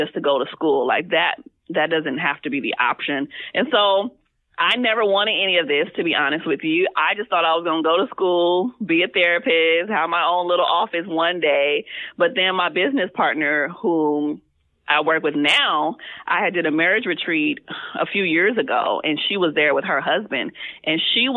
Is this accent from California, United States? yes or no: yes; Compton, California, United States; I'm actually from Compton, CPT all the way